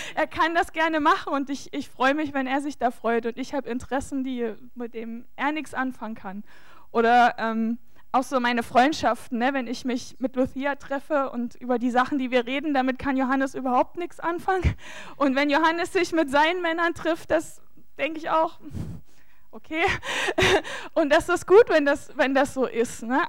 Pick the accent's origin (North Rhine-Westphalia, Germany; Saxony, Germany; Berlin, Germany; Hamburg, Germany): Saxony, Germany; bei uns in Sachsen